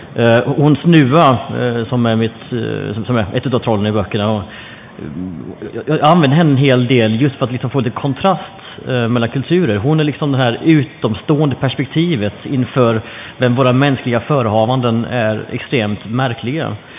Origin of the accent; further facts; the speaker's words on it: Jönköping, Jönköping County, Sweden; jag växte upp i Jönköping